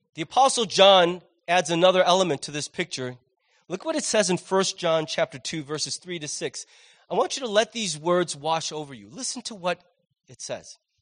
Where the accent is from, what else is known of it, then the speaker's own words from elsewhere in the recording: United States; as an American